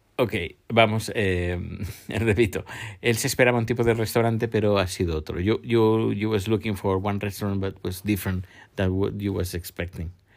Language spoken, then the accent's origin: Spanish; Terrassa, Catalonia, Spain; en Tarrasa, mi pueblo natal